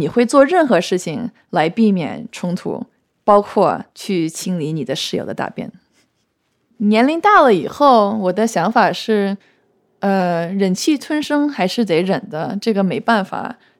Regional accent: Beijing, China; also born or lived in United States; 我毕竟是北京出生，而且部分时间在北京长大的一个人，这一点，就算我不会说中文，你也不能从我这里拿走，对吧？而且你看看我父母也都是中国人

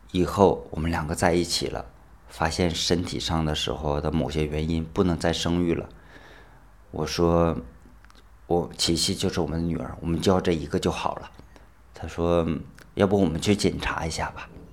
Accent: Northeast China, China; moved away as an adult; also born or lived in Guangzhou; now in Zhanjiang, China; 我是东北人

